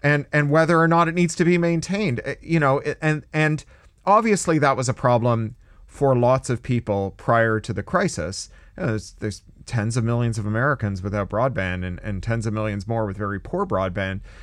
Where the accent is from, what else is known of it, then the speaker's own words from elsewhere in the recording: Canada; also born or lived in California; now in United States; I'm a Canadian, but I live in the US